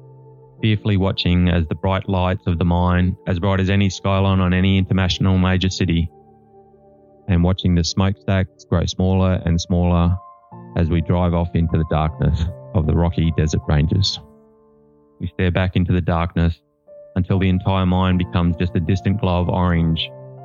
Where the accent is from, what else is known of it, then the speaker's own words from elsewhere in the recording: Mount Isa, Queensland, Australia; I grew up in Western Queensland